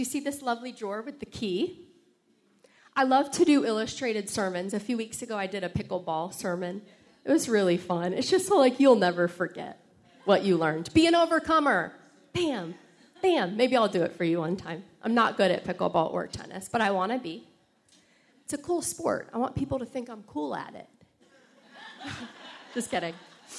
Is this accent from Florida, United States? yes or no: yes; Florida, United States; I came from Florida. I came from a different upbringing. I'm now from the South.